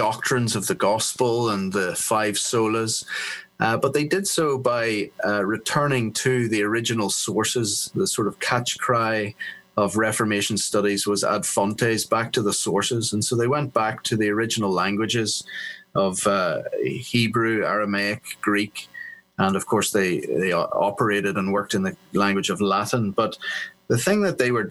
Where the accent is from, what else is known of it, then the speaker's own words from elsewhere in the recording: Belfast, Northern Ireland, United Kingdom; moved away as an adult; also born or lived in England / Africa / South Africa / Sydney, Australia; now in Philadelphia, United States; Then from 7, went back to live in Belfast, where I was educated.